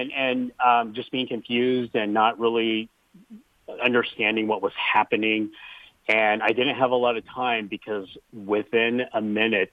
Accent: Kansas, United States; as a young person growing up in Kansas

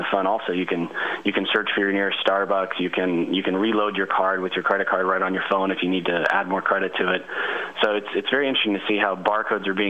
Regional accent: Portland, Oregon, United States; my hometown of Portland, Oregon

